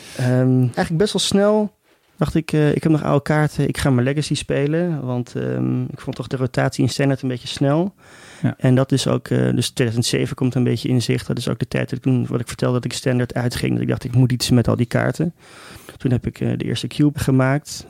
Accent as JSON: {"language": "Dutch", "town": "Amsterdam", "region": "North Holland", "country": "Netherlands", "said": "op de middelbare school in, eh, in, in Amsterdam"}